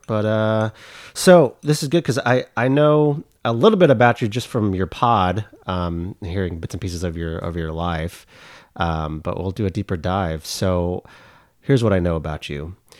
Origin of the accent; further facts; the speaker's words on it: Oklahoma, United States; I'm from Oklahoma, went to the University of Oklahoma.